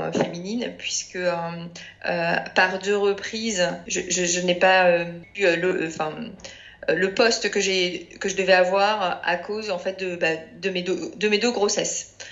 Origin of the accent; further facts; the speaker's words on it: Paris, Île-de-France, France; je suis parisienne